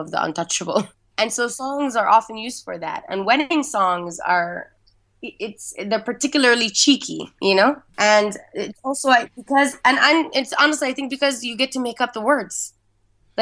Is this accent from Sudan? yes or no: yes; around Khartoum, central Sudan, Sudan; I grew up in Central Sudan, to be very specific. So it was around the Khartoum and Central Sudan area.